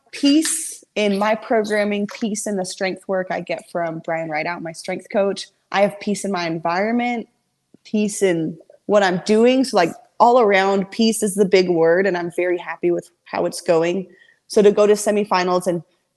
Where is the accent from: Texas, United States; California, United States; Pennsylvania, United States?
Texas, United States; I'm from Texas